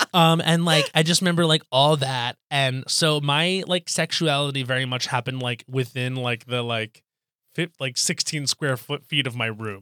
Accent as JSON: {"language": "English", "area": "Long Island", "region": "New York", "country": "United States", "tie": "born or raised there", "said": "I grew up on Long Island"}